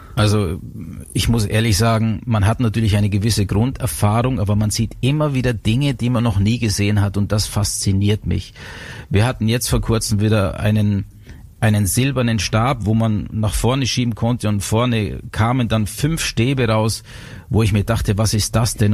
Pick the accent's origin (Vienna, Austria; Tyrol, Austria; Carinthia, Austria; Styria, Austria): Styria, Austria; also born or lived in Innsbruck; bei uns in der Steiermark, da wo ich aufgewachsen bin